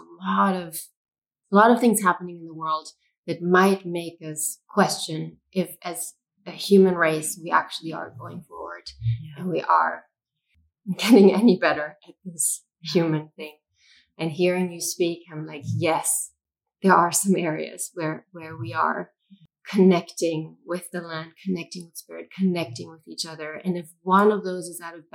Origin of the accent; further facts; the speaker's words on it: Germany; I was born in Germany onto a land that has quite horrible history